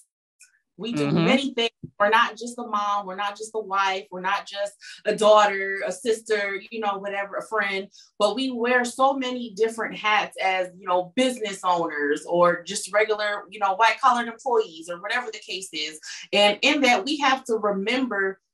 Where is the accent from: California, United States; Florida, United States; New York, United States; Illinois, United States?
California, United States; moved away as an adult; now in Michigan, United States; Coming from the West Coast, because I was born and raised in California